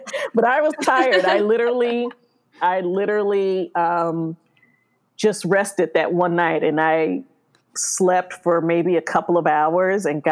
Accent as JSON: {"language": "English", "town": "Cleveland", "region": "Ohio", "country": "United States", "tie": "born or raised there", "also_born_or_lived": "Chicago, Illinois / Columbus, Ohio / Athens, Ohio", "moved": "as an adult", "lives_now": "California, United States", "said": "I was born in Chicago. My family moved to Cleveland, Ohio."}